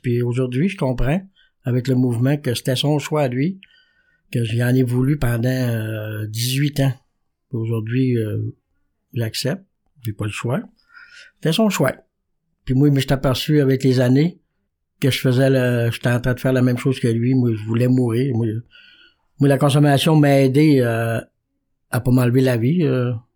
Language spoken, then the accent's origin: French; Quebec, Canada; je viens du Saguenay-Lac-Saint-Jean.